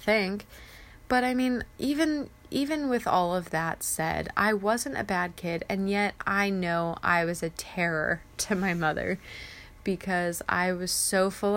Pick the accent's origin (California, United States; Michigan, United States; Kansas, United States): California, United States; Ramona; moved away as an adult; now in Riva, Maryland, United States; I am originally from San Diego, California, in that area, tiny little town called Ramona. And I moved to Maryland